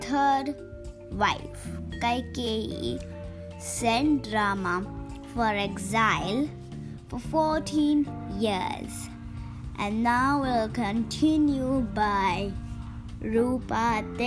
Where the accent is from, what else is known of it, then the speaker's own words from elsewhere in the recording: Bangalore, Karnataka, India; I'm from Bangalore